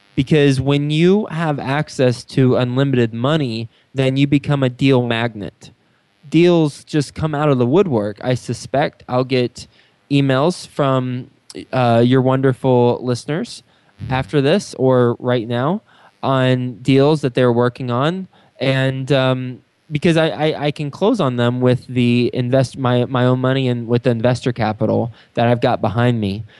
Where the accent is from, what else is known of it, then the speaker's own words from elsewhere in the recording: Texas, United States; moved away as an adult; also born or lived in New York City; now in Cincinnati, United States; i'm from Texas. I lived in New York City the last 10 years and now I've I've lived in Cincinnati for about 8 months